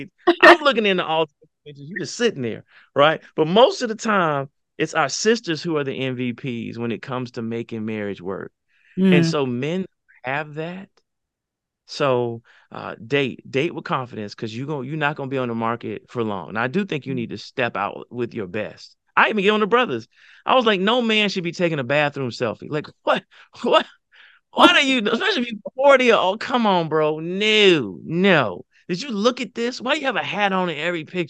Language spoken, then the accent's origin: English; the South, United States; I'm from the South.